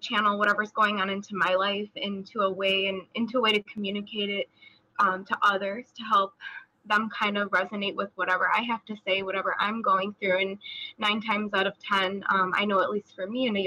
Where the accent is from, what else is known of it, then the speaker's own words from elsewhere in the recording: Chicago, Illinois, United States; I'm 24 years old, and I'm from Chicago, Illinois, USA.